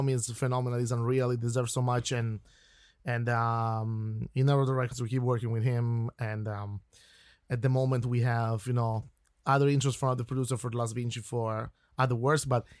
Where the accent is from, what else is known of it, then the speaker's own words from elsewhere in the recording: Turin, Piedmont, Italy; English is a second language; moved away as an adult; now in Ireland; I'm coming from the north of Italy, okay, I come from Turin